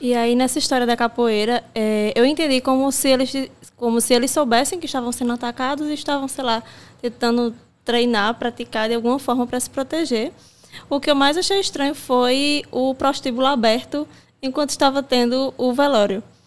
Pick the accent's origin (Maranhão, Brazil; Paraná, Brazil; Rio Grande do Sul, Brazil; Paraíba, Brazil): Paraíba, Brazil; Cajazeiras; now in João Pessoa, Brazil; Eu nasci em Cajazeiras, mas minha família materna é de Catolé do Rocha